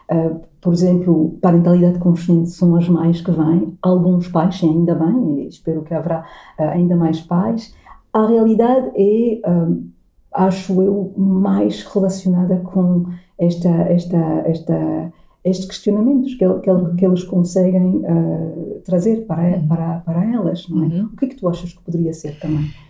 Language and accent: Portuguese; Portugal; ser uma portuguesa